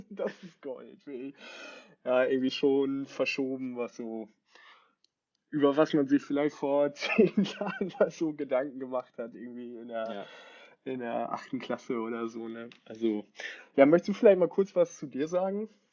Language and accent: German; Bad Oeynhausen, North Rhine-Westphalia, Germany; now in Hamburg, Germany; wohne in Hamburg, komme aber nicht wie Grieco nicht gebürtig aus Hamburg, sondern aus Bad Oeynhausen